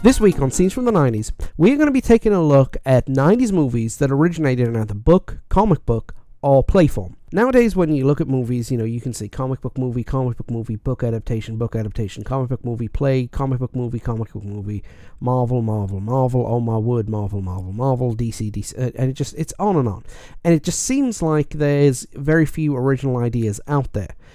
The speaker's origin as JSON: {"language": "English", "region": "Wales", "country": "United Kingdom", "said": "being Welsh"}